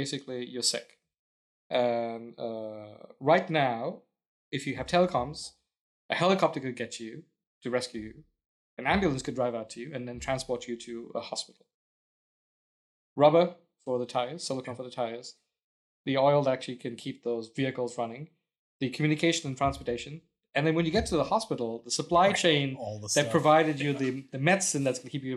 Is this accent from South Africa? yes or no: yes; South Africa; also born or lived in England; now in Houston, United States; I grew up in South Africa and, I ended up living in England